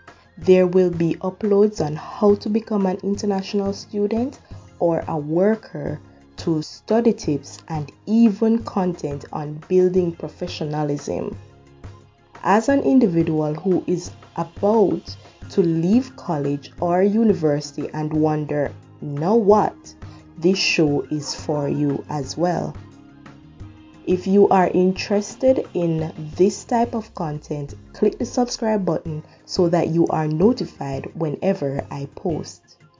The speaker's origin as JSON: {"language": "English", "country": "Jamaica", "moved": "as an adult", "lives_now": "Canada", "said": "I am from the Caribbean island of Jamaica."}